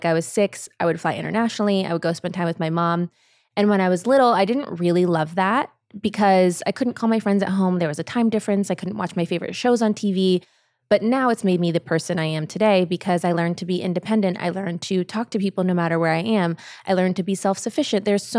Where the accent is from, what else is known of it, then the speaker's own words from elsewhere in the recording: California, United States; also born or lived in Germany / Ohio; I was born in Germany and we lived there, and then we moved back to California.